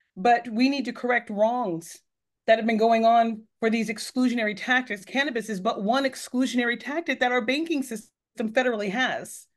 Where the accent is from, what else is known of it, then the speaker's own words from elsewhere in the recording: Northern California, United States; moved away as an adult; also born or lived in Texas; now in Massachusetts, United States; I wasn't born there. I was born in Texas, but, uh, but my, but I, I grew up in California